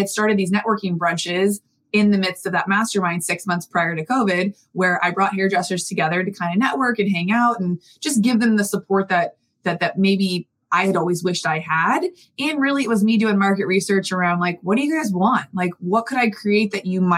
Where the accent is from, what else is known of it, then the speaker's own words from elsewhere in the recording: San Diego, California, United States; I grew up in San Diego